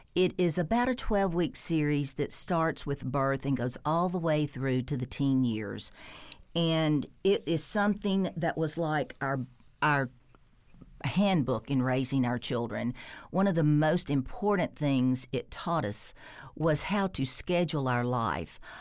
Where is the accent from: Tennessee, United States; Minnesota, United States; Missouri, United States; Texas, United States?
Tennessee, United States; Jackson; we're from Jackson, Tennessee